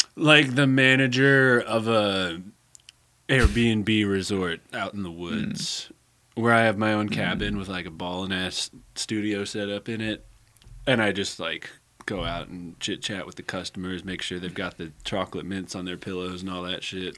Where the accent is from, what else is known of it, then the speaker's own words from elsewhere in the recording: Santa Rosa, California, United States; moved away as an adult; also born or lived in San Jose, California; now in Eugene, United States; I grew up in Santa Rosa, which is a, a little bit bigger than Eugene